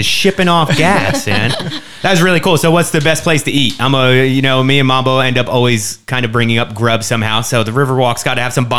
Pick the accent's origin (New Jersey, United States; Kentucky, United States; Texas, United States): New Jersey, United States; Trenton; now in California, United States; all the buildings where I grew up in Trenton.